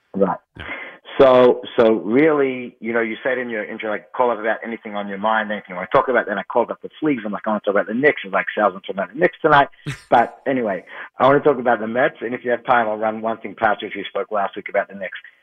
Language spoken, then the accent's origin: English; Australia; now in Muncie, United States; I grew up in Australia, like I told you, and I've been living here for a while now